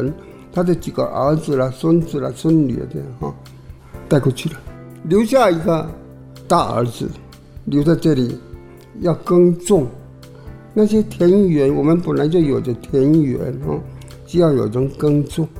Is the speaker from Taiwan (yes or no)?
yes; Taiwan; 对台湾的感情，这是我我认为很自然的啦，因为我身为台湾人。自然的有台湾感情